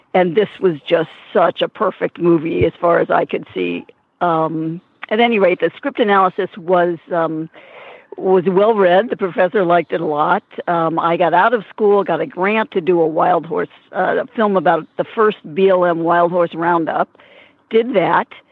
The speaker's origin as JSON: {"language": "English", "town": "Peoria", "region": "Illinois", "country": "United States", "tie": "born or raised there", "moved": "yes", "said": "I'm going to my hometown of Peoria, Illinois."}